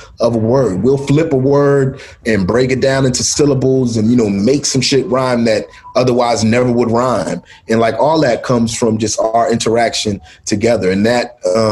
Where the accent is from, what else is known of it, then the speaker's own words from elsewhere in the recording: Philadelphia, Pennsylvania, United States; I was born in Mount Airy. And, I moved to South Philly when I was, eight or nine years old.